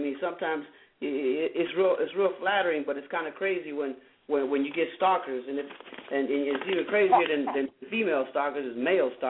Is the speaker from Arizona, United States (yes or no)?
yes; Phoenix, Arizona, United States; my hometown of Phoenix